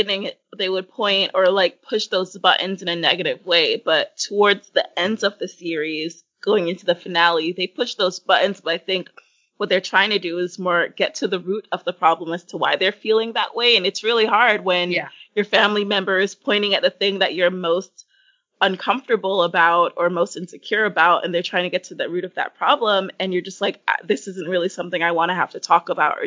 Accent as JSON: {"language": "English", "town": "New York City", "region": "New York", "country": "United States", "tie": "born or raised there", "said": "I grew up in New York City. I grew up in Brooklyn."}